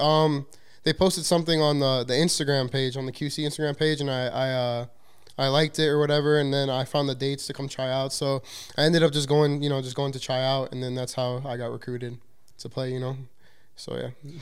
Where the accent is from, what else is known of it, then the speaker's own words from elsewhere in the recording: Chicago, Illinois, United States; I'm from Chicago, Illinois